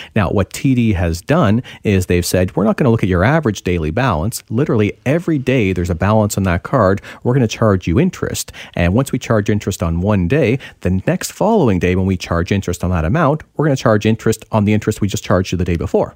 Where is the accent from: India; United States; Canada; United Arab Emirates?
Canada; Ontario; now in British Columbia, Canada; I'm originally from Ontario